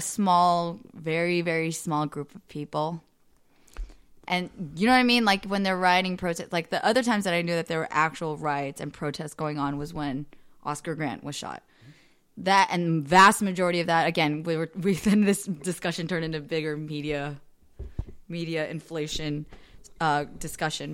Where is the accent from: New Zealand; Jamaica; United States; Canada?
United States; Bay Area, California; growing up in the Bay Area my whole life